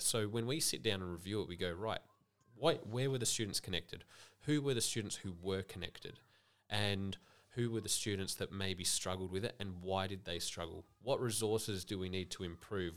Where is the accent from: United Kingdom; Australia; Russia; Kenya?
Australia; Adelaide, South Australia; moved away as an adult; now in Millicent, Australia; I grew up in Adelaide